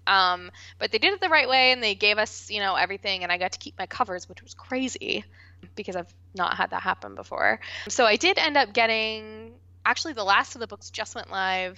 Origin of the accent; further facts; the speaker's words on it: West Virginia, United States; moved away; I am originally from West Virginia